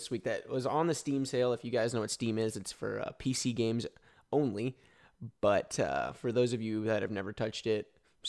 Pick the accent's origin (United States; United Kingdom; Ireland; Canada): United States; Texas; I was born and raised in Texas.